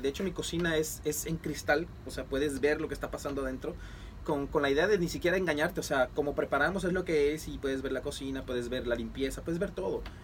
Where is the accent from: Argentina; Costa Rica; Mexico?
Mexico; now in Puerto Rico; yo soy mexicano y esto es, o sea, soy chef